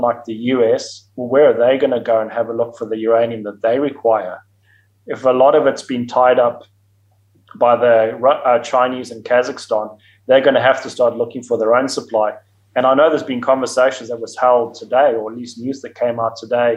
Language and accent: English; Zimbabwe; moved away as an adult; also born or lived in South Africa / Namibia; I was born in Zimbabwe. I went to school in Zimbabwe, lived for 18 years in Zimbabwe, and then went down to South Africa to go to university there